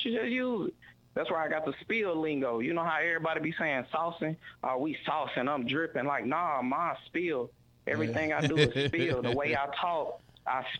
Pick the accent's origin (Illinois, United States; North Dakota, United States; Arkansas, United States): Arkansas, United States; moved away as an adult; also born or lived in Milwaukee; now in Texas, United States; I went back to Arkansas to my hometown